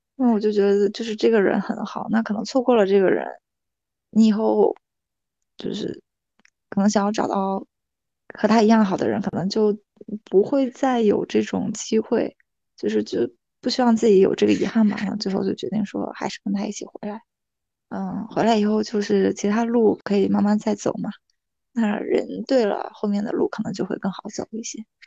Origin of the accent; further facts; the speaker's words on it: Shandong, China; moved away as an adult; also born or lived in Beijing; now in Fujian, China; 我是山东人嘛，然后那其实我从来都没有去过南方